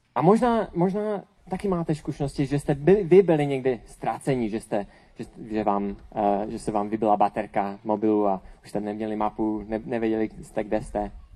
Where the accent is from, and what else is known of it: Czechia